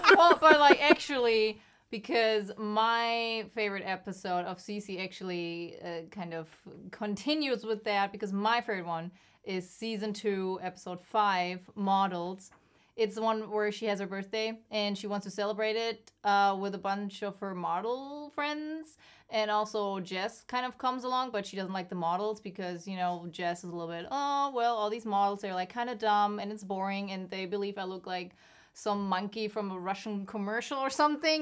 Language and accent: English; Germany; moved away; I'm from Germany